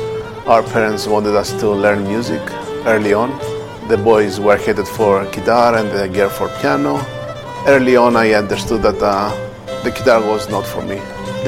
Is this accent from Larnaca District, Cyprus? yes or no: no; Nicosia, Nicosia District, Cyprus; We were born and raised in Nicosia. Our parents are refugees from different villages. My father from Kythria and my mother from Agios Ambrosios of Kerinia.